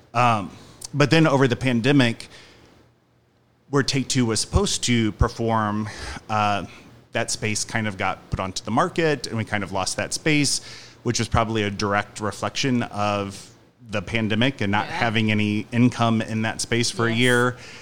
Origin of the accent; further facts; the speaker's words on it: Union, Missouri, United States; also born or lived in Los Angeles, United States / St. Louis, United States; I grew up in Union, Missouri, which is like an hour from here